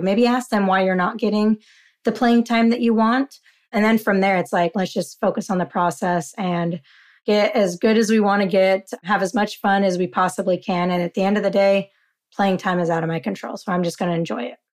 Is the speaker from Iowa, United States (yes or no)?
no; Utah, United States; now in California, United States; Growing up in Utah